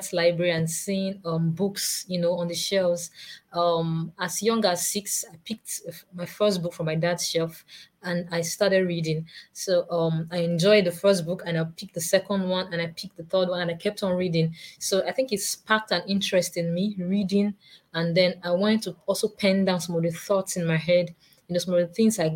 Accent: Nigeria; I'm from Nigeria

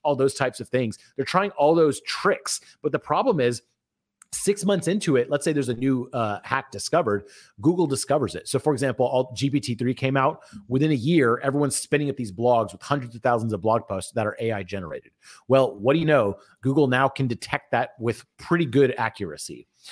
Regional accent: India; I'm Indian, I work with developers all the time

